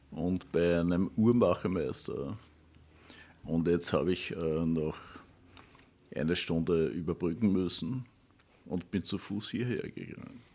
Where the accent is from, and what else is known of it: Windischgarsten, Upper Austria, Austria; born or raised there; moved away